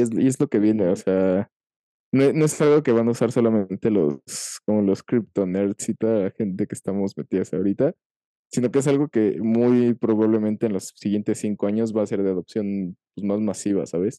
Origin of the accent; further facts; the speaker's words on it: Mexico; no solo en mi país, sino en mi ciudad